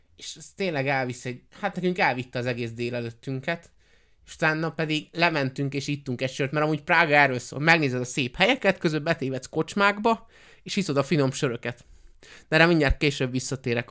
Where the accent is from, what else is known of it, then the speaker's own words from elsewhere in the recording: Hungary; magyarok vagyunk